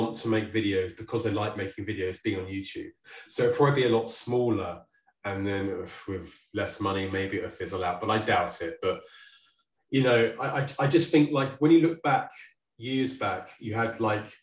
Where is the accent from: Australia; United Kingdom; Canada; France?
United Kingdom; Guildford, South East England; moved away; also born or lived in United States; the day I moved back to Guildford